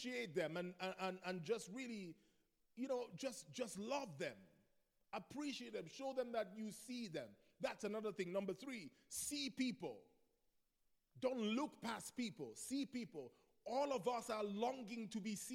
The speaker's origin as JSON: {"language": "English", "country": "Nigeria", "tie": "born or raised there", "moved": "yes", "said": "I grew up in Nigeria. In Nigeria, we're more expressive"}